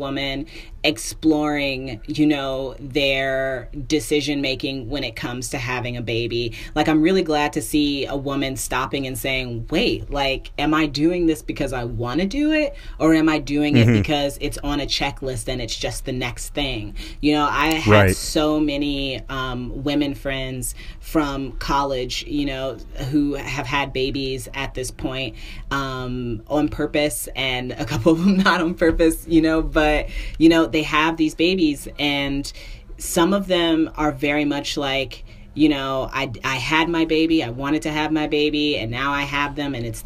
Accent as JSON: {"language": "English", "region": "Indiana", "country": "United States", "tie": "born or raised there", "moved": "as an adult", "lives_now": "Brooklyn, United States", "said": "I moved from Indianapolis to New York. So now I'm in Brooklyn in this, you know, I mean, it's a good apartment, but listen, I'm born and raised Hoosier."}